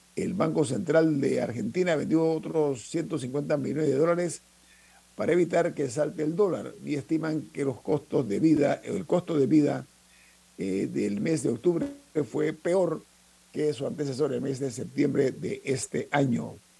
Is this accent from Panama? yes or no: yes; Panama; nosotros como panameños